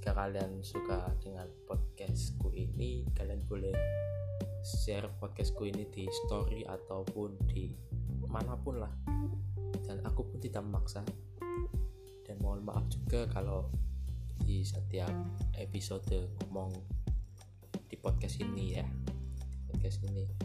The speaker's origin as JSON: {"language": "Indonesian", "town": "Semarang", "region": "Central Java", "country": "Indonesia", "tie": "born there", "said": "lahir di Semarang."}